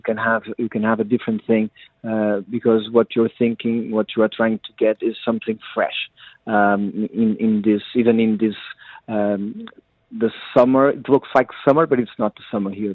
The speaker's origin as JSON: {"language": "English", "town": "Cascais", "region": "Lisbon", "country": "Portugal", "tie": "born or raised there", "said": "I was born in Cascais near the sea"}